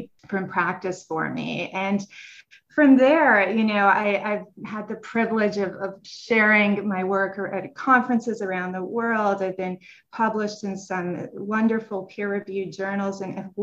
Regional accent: Montreal, Quebec, Canada; moved away as an adult; also born or lived in Paris, France / Salamanca, Spain; now in United States; I'm originally from Montreal, Canada, and I did my undergrad work there at McGill University

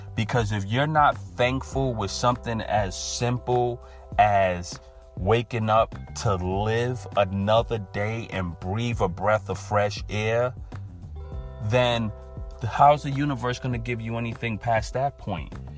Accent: New York, United States; I'm from New York

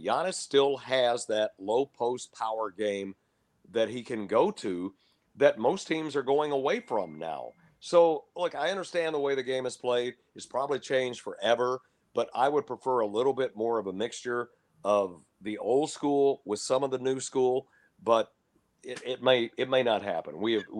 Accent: Lubbock, Texas, United States; And I grew up in Lubbock, Texas, and that's where Texas Tech is.

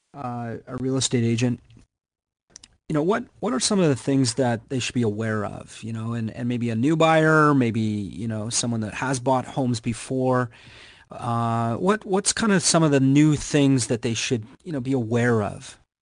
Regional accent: Canada; I'm Canadian

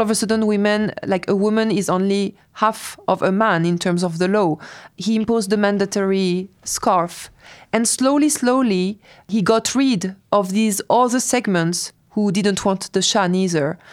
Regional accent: France; moved away as an adult; also born or lived in Tehran, Iran; I was raised in France

